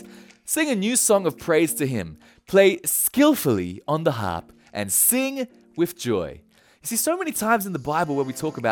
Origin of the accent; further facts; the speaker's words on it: Australia; now in Japan; although I'm Australian, I live in Japan.